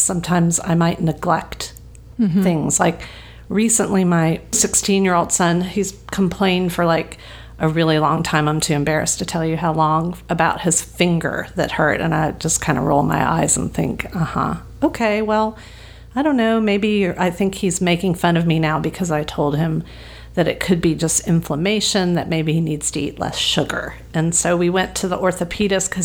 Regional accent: the South, United States; now in Los Angeles, United States; I was raised in the South

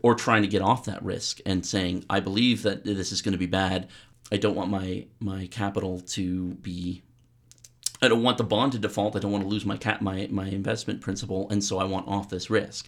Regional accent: Canada; I'm a Canadian academic.

